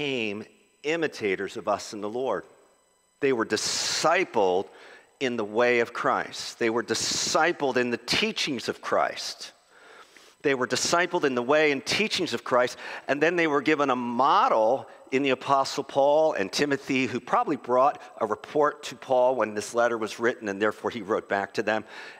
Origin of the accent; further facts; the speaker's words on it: Philadelphia, Pennsylvania, United States; I'm a Philadelphian